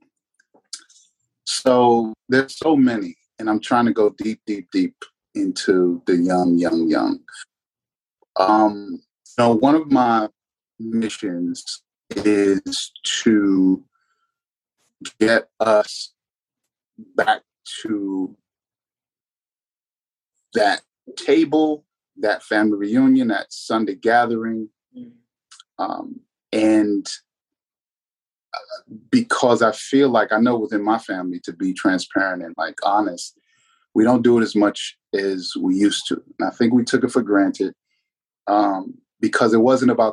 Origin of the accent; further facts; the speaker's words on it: Alexandria, Virginia, United States; also born or lived in San Diego, California; we landed in Alexandria, Virginia, essentially. That's where I'm from. A couple stops along the way, but Alexandria, Virginia is my hometown.